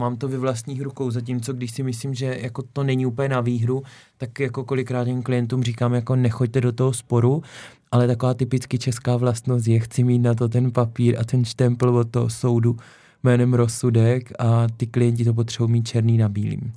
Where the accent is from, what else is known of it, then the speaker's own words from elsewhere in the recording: Šumperk, Olomouc Region, Czechia; moved away; z mého rodného kraje, okresní soud Šumperku